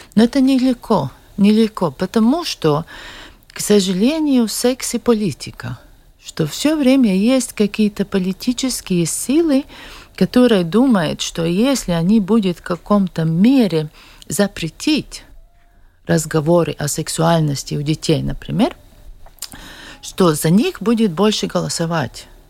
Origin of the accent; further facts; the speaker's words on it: Liepāja, Latvia; я сама из Лепой